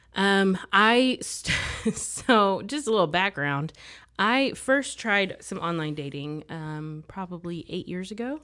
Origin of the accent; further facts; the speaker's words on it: Mississippi, United States; moved away as an adult; now in Texas, United States; I grew up in Mississippi. I lived there for ten years